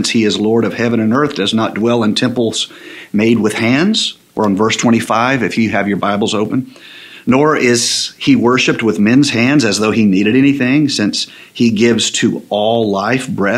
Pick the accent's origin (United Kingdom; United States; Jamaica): United States; the South; I grew up in the South.